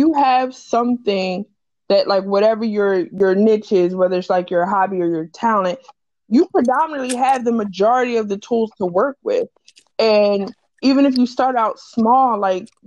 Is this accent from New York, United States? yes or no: no; Camden, New Jersey, United States; when I was growing up, I was in a very weird space because I'm from Camden